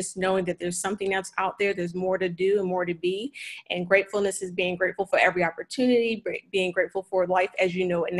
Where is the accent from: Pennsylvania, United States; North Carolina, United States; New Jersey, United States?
Pennsylvania, United States; Philadelphia; I grew up in Philadelphia in the city